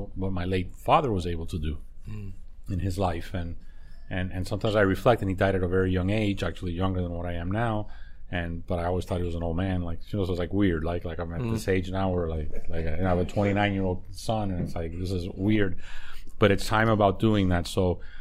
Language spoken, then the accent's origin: English; Miami, Florida, United States; I was born here. I was born in Mount Sinai Hospital. So I'm a Miami kid